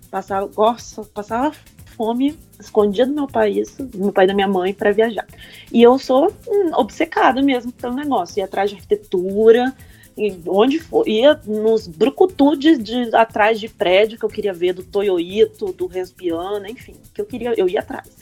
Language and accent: Portuguese; Cachoeiro de Itapemirim, Espírito Santo, Brazil; na minha cidade também, que eu sou de Cachoeira de Itapemirim, que é do sul do Espírito Santo